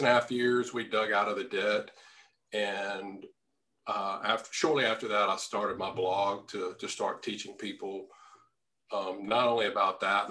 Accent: Louisiana, United States; moved away as an adult; my hometown, Louisiana

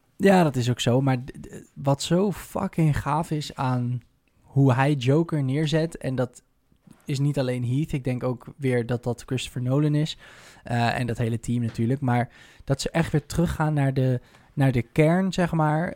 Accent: Netherlands; zijn we toch altijd wel een beetje trots als Nederlanders

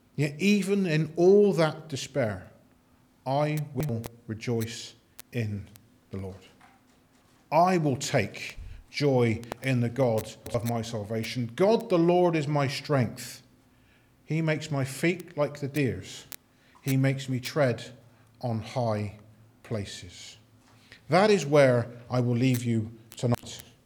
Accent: United Kingdom; we're just British

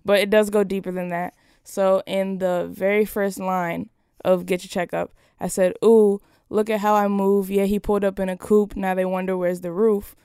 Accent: Las Vegas, Nevada, United States; I was born in Las Ve-, Las Vegas, Nevada.

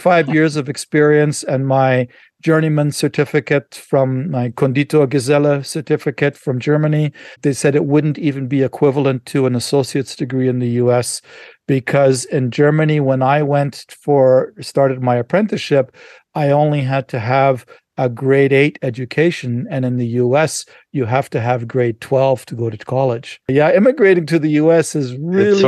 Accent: Canada; moved away as an adult; now in United States; I was born in Canada. I'm Canadian, so it was easy for me to come back to Canada.

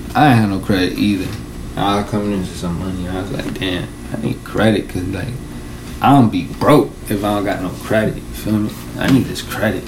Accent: New York City, New York, United States; I'm from Washington Heights, born and raised

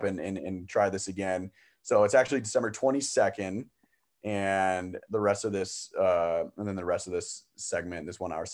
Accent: Wisconsin, United States; Growing up in Wisconsin, obviously a big Wisconsin Badger fan all my life

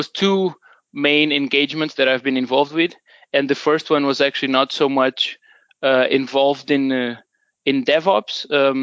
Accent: Portugal; moved away as an adult; now in Denmark; I'm originally from Portugal, but I've been living in Denmark for almost

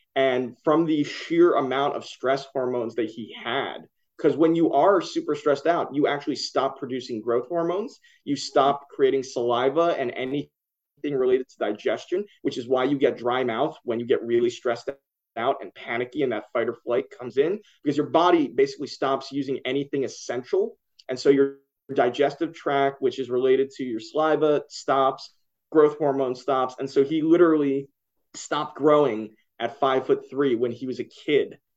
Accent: Philadelphia, Pennsylvania, United States; now in New York, United States; I grew up in Philly

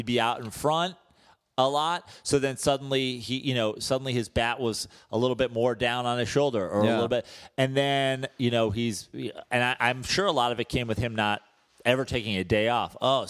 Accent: Oklahoma, United States; My issue is always like, I'm from Oklahoma. We don't have any professional sports teams.

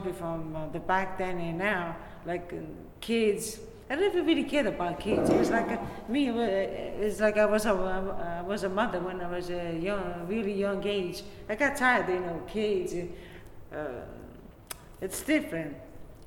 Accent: Naples, Campania, Italy; now in Brooklyn, United States; I was born in Italy, in Naples, Italy.

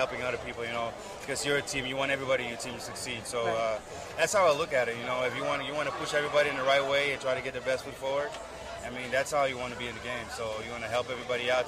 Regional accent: Curaçao; also born or lived in Amsterdam, Netherlands; I was born there, so I lived there for five, six years, and then I moved to Curacao

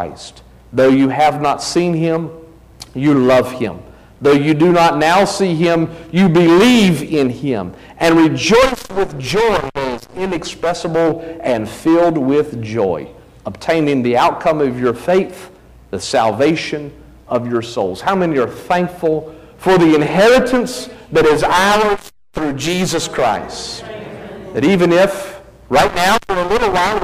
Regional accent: New Bern, North Carolina, United States; also born or lived in mountains of Virginia; I was born in Virginia, the mountains of Virginia, grew up in New Bern

